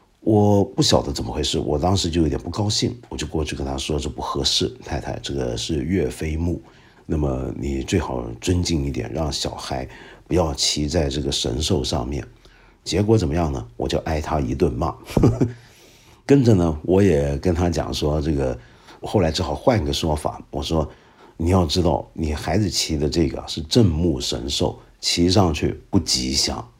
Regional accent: China; 还有很多在我们中国人心目中地位至为崇高的人门口也配得上放置下马碑。

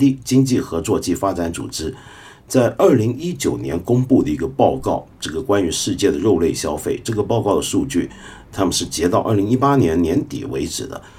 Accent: China; 而不是轮到说我们中国？我们中国人现在吃得上这么多肉，也是最近三四十年的事而已。

